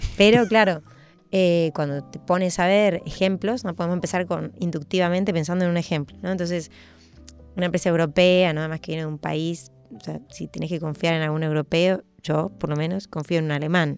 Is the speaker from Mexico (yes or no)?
no; Argentina; moved away; soy argentina y vuelvo a Argentina